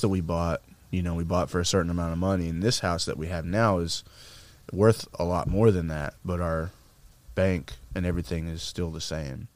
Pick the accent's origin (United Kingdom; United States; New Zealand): United States; Arkansas; we grew up in Arkansas